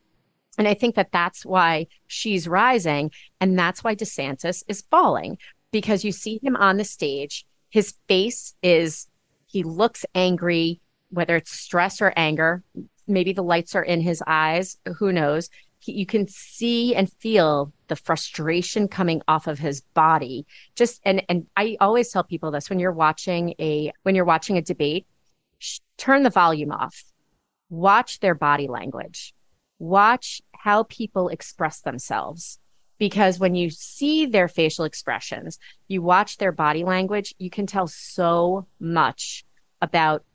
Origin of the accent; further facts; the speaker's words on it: Long Island, New York, United States; moved away; also born or lived in Massachusetts; I grew up on Long Island.